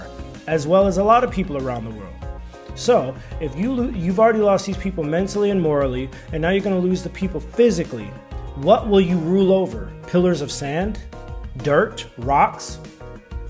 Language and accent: English; Los Angeles, California, United States; also born or lived in China; I am American. I'm from Los Angeles as well